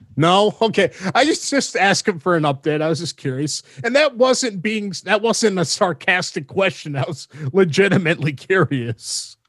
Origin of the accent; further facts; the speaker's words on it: Minnesota, United States; Minnesota Wild, my home state